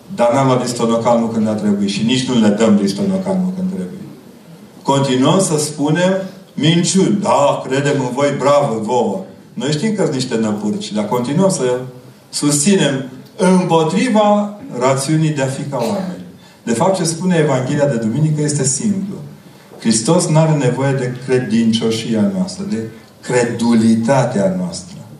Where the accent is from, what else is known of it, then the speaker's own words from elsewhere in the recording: Transylvania, Romania; Ca ardelean